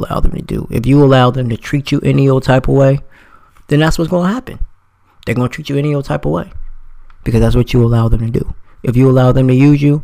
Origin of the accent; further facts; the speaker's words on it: New Jersey, United States; now in Florida, United States; I'm from New Jersey, but I live in Florida now.